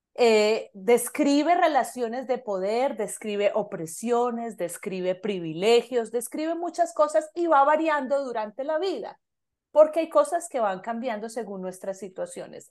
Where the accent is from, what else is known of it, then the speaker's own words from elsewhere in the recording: Medellín, Antioquia, Colombia; moved away as an adult; now in Canada; soy de Medellín, Colombia